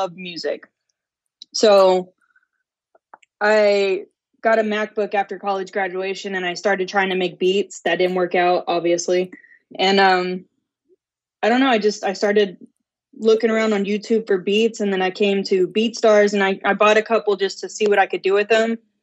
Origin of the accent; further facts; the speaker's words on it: California, United States; also born or lived in Texas; now in Denton, United States; I'm from California